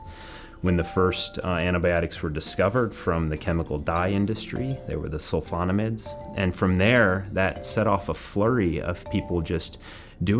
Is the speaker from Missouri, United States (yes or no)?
yes; Southeast Missouri, United States; I grew up in Southeast Missouri